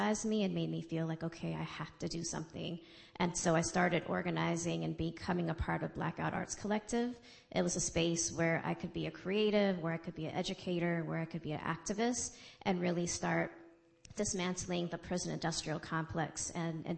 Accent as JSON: {"language": "English", "town": "New York City", "region": "New York", "country": "United States", "tie": "born or raised there", "said": "I grew up in the Bronx."}